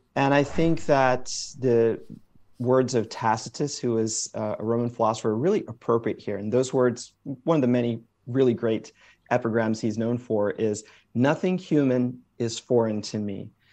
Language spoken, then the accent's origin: English; Springfield, Massachusetts, United States; I was born in Springfield, Massachusetts, so first generation uh, American